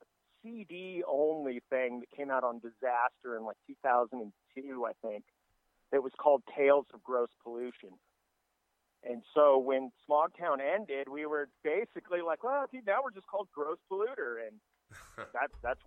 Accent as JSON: {"language": "English", "town": "Costa Mesa", "region": "California", "country": "United States", "tie": "born or raised there", "also_born_or_lived": "San Ramon, California", "moved": "yes", "said": "I grew up in Costa Mesa, kind of like a beach town down here."}